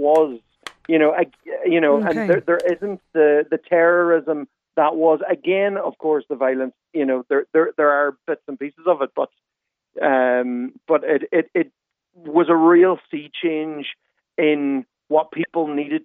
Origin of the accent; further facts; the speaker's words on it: Letterkenny, Ulster, Ireland; I grew up in Letterkenny